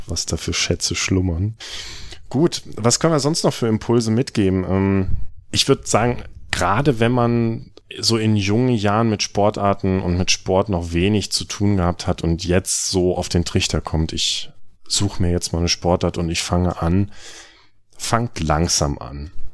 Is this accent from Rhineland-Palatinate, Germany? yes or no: no; North Rhine-Westphalia, Germany; in der Region, wo ich aufgewachsen bin, in, in Ostwestfalen